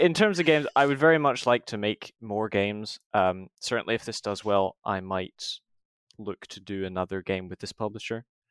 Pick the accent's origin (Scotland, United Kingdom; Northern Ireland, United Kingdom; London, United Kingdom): Scotland, United Kingdom; moved away as an adult; now in England; I'm from Scotland